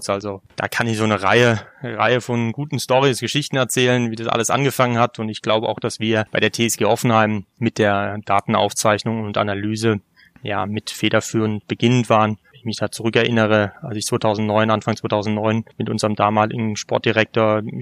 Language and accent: German; Sinsheim, Baden-Württemberg, Germany; Allerdings bin ich in Sinsheim geboren. Ne? Also da, wo {S0} unser Ach. Stadion {S1} steht. Äh, ich bin quasi in Ur-Sinsheimer.